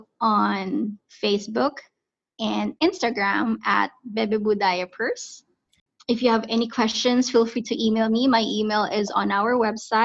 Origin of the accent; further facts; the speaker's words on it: Philippines; moved away; We are from Southeast Asia, country called the Philippines